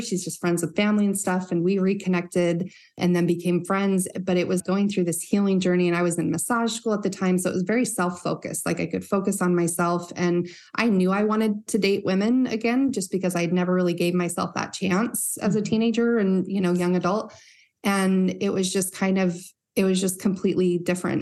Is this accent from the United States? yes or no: yes; Northern Utah, United States; growing up in Northern Utah